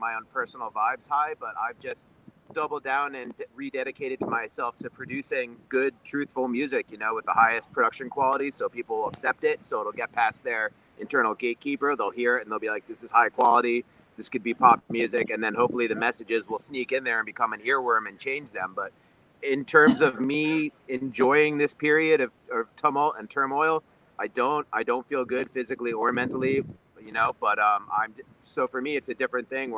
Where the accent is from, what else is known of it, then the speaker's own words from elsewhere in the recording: New York, United States; growing up in New York